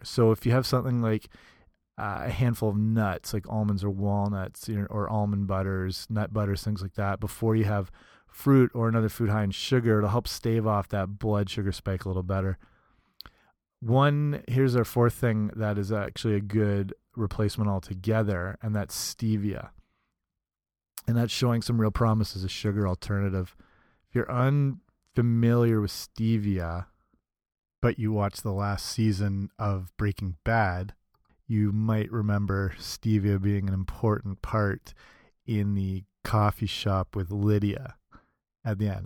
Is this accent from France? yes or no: no; Canada; Canadian like me